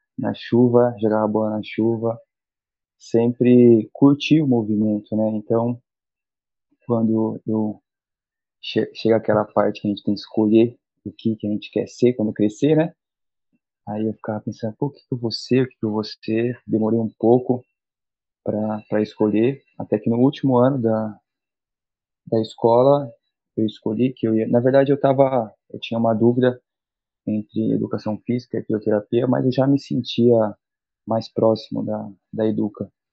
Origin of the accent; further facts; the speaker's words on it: São Sebastião, São Paulo, Brazil; moved away as an adult; now in Santos, Brazil; Eu sou de São Sebastião, litoral norte de São Paulo